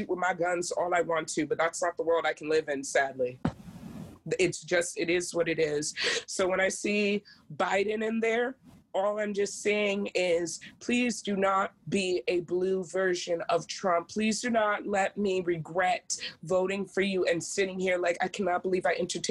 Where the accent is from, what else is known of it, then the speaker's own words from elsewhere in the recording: United States; now in Maryland, United States; I am African American